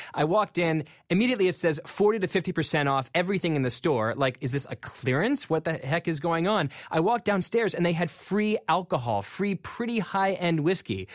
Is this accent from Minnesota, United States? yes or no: no; McLean, Virginia, United States; I'm from McLean, Virginia, and there's this uh, mall called Tyson's Corner, which when I was a kid was this sort of smallish mall that we sometimes went to for movies